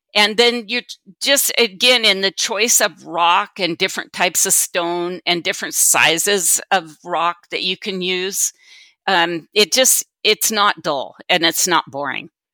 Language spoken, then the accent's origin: English; Sumner, Washington, United States; also born or lived in Kittitas County, Washington; I was born and raised in Sumner, Washington, and transplanted to Kittitas County twenty-three years ago